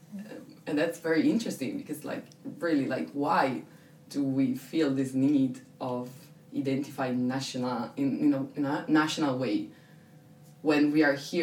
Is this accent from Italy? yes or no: yes; Italy; moved away as an adult; I'm European, I'm Italian, I'm from my city